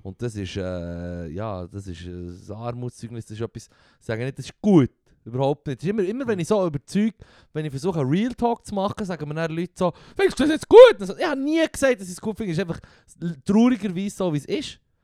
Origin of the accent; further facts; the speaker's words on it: Switzerland; bei uns in der Schweiz